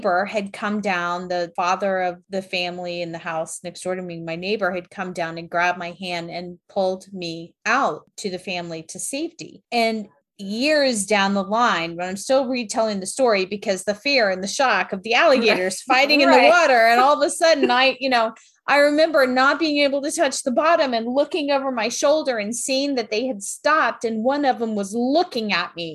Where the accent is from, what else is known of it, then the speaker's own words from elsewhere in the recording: South Florida, United States; when I was little and I grew up in South Florida